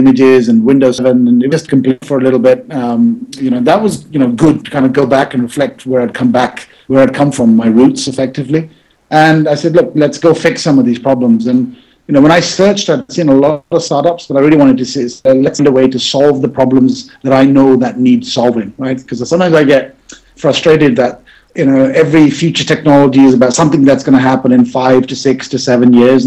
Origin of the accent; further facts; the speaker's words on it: London, United Kingdom; moved away as an adult; also born or lived in Manchester, England; now in New York, United States; I was born in London, West London. So I grew up there, did my schooling in Manchester, England